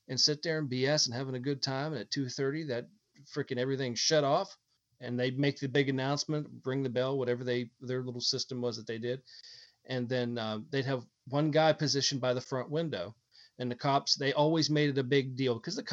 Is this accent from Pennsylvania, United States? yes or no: yes; Pennsylvania, United States; when I grew up in Pennsylvania